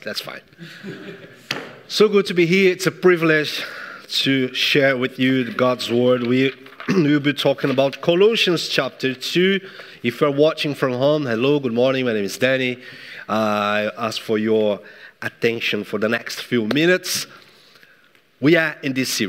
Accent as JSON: {"language": "English", "country": "Brazil", "moved": "yes", "lives_now": "England, United Kingdom", "said": "I'm from Brazil."}